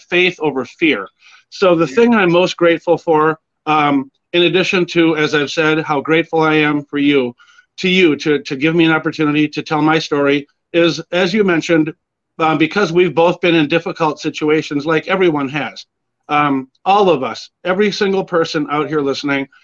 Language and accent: English; Edina, Minnesota, United States; also born or lived in Springfield, Illinois; I grew up out in Edina, Minnesota